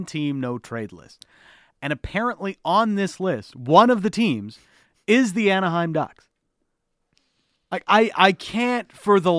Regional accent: Canada; for a lot of kids growing up in Canada, you know, me coming up in the media business or wanting to be in media when I was a young chap

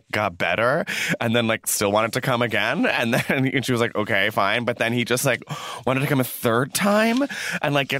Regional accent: Newton, Massachusetts, United States; growing up in Newton, where BC is

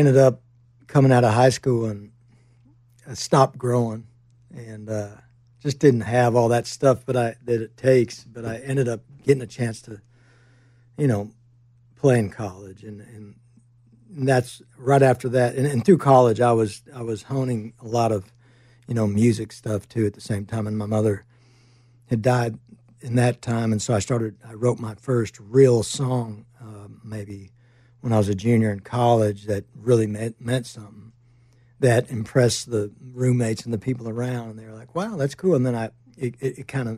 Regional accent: Northern Virginia, United States; also born or lived in Miami, Florida; I grew up in Northern Virginia up there in the Redskin area.

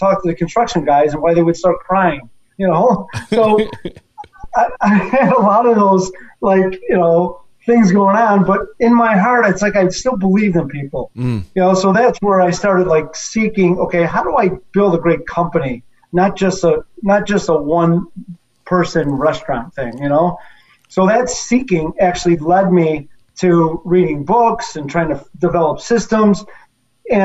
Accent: Chicago, Illinois, United States; I had some experience growing up in Chicago with my dad's places

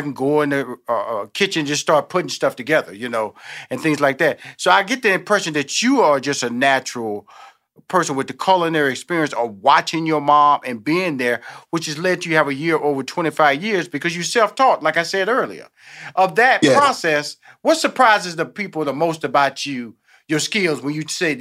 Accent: Houston, Texas, United States; born there; I'm born in Houston, Texas.

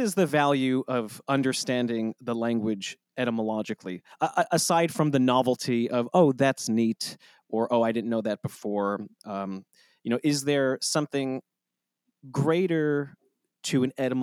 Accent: United States; as an American

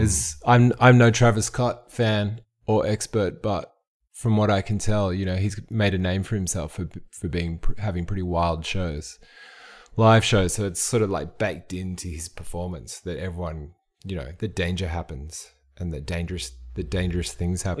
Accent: Frankston, Victoria, Australia; I grew up in Frankston

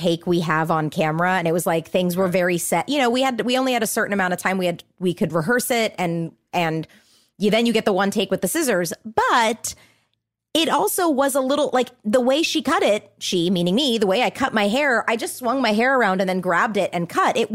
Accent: Orange County, California, United States; I'm from Orange County

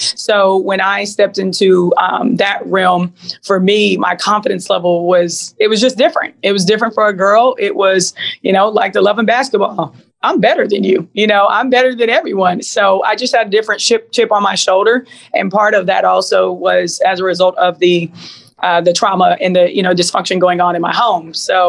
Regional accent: Seattle, Washington, United States; also born or lived in Louisiana; So I grew up in Seattle before moving to Louisiana at a time where, you know, gangbanging, Crips and Bloods was like a thing.

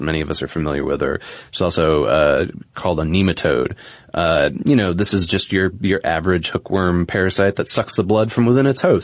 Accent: New England, United States; Where I grew up in New England

